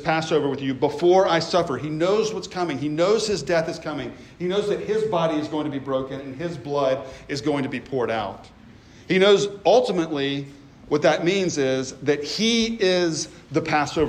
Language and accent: English; Memphis, Tennessee, United States; moved away; also born or lived in the Carolinas; I grew up in the South. I grew up in Memphis.